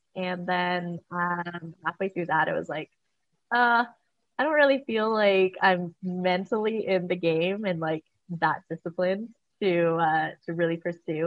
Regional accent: Vancouver, British Columbia, Canada; moved away as an adult; also born or lived in Oregon; I grew up here in Vancouver, Canada.

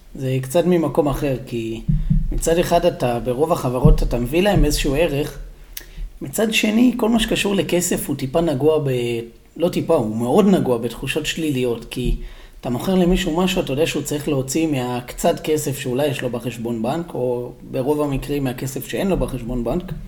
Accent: Israel; המקום שאתה ואני גדלנו בו

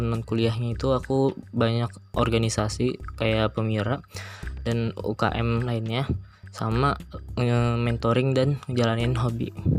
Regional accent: Cilegon, Banten, Indonesia; also born or lived in Serang Regency, Banten / Pandeglang, Banten / Indramayu, West Java; Tempat tanggal lahir Cilegon, sembilan belas Mei dua ribu dua.

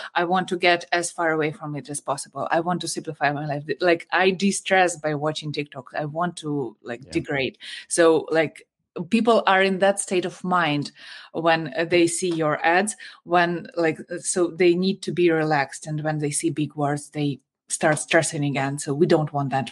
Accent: Ukraine; I'm from Ukraine.

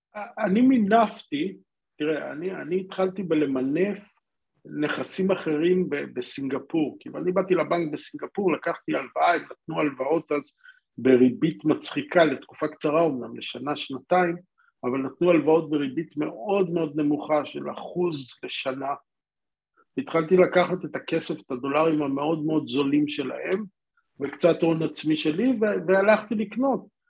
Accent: Israel; now in Singapore; אנחנו ישראלים

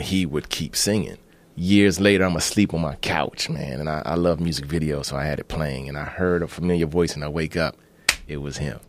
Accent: Maryland, United States; also born or lived in Bahamas / Washington, D.C.; I grew up in Maryland

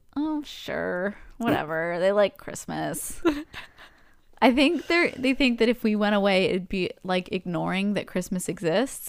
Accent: Canada; we're Canadian

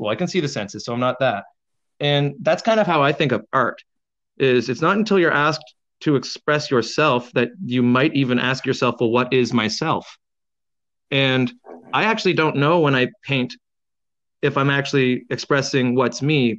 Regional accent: Canada; I'm an Irish Canadian

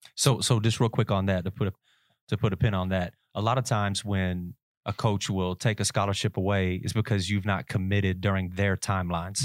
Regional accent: Nicholasville, Kentucky, United States; I'm from Nicholasville

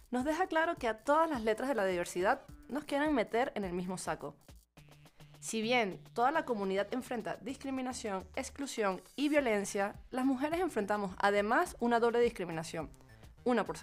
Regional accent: Venezuela; moved away as an adult; now in Mexico City, Mexico; venezolana descubriendo la Ciudad de México desde hace año y medio

